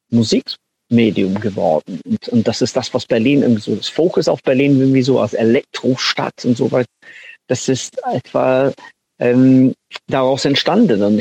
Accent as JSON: {"language": "German", "region": "North West England", "country": "United Kingdom", "second_language": "German", "said": "Also so, ich, ich komme aus Manchester und ich komme auch aus einer kleinen Stadt am, am Rand von Manchester."}